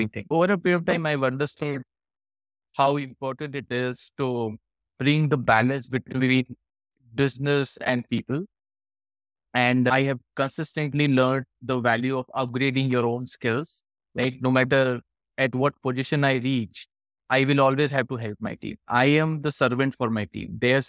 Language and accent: English; Varanasi, Uttar Pradesh, India; Varanasi, which I love, of course, it is my hometown